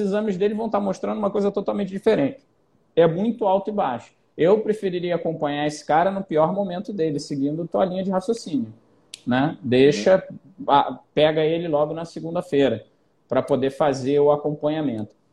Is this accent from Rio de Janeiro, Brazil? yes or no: yes; Rio de Janeiro, Brazil; Eu sou carioca que não vou pra praia